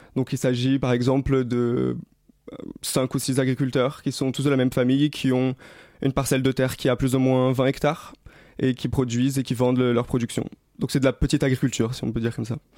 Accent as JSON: {"language": "French", "region": "Rio de Janeiro", "country": "Brazil", "tie": "born or raised there", "moved": "yes", "said": "J'ai grandi à Rio, j'ai vécu au Brésil"}